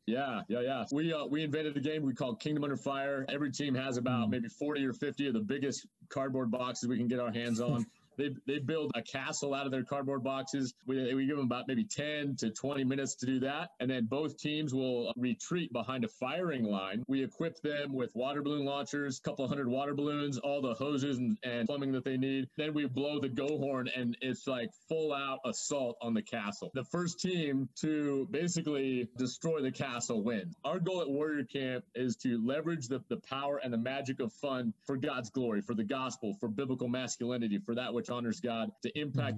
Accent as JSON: {"language": "English", "region": "Idaho", "country": "United States", "said": "I'm from Idaho. Uh, I consider it kind of the pride of the Northwest. We got the Alps of the Northwest here"}